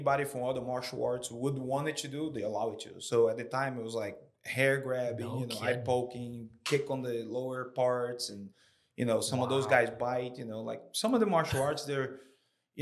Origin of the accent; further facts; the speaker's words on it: Fortaleza, Ceará, Brazil; moved away as an adult; also born or lived in Syracuse, New York; now in Columbia, United States; I grew up in Brazil